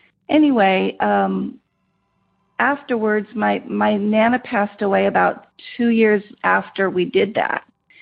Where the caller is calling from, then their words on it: Rancho Cucamonga, California, United States; I'm calling from Rancho Cucamonga, California.